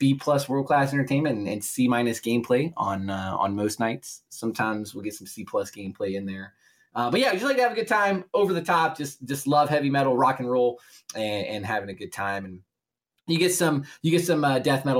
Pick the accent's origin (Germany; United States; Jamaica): United States; Appalachian Mountains; I'm this random dude from the backwoods Appalachian Mountain